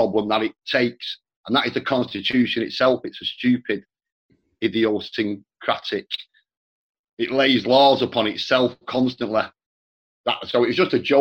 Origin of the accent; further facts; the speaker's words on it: Manchester, North West England, United Kingdom; also born or lived in Ireland (parents); we bought a new house in Manchester in the 70s